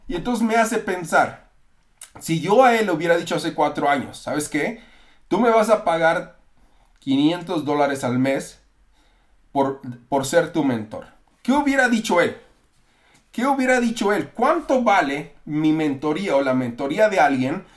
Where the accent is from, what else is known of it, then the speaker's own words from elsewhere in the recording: Mexico; now in United States; yo soy mexicano también